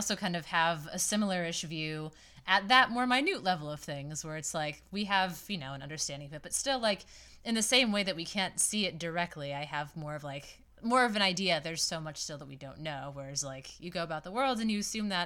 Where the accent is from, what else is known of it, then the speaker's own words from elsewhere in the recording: Massachusetts, United States; I'm at least from Massachusetts.